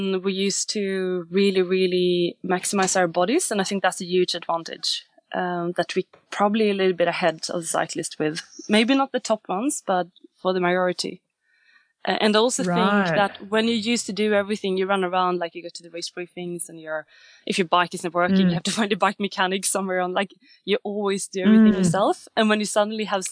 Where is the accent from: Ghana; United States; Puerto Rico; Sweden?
Sweden; I'm from Sweden, which is a very, very small country